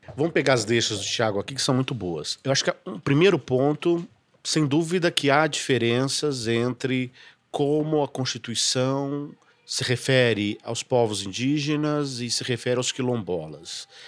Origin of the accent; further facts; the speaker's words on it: São Paulo, Brazil; sou paulista, não é? Que sou paulista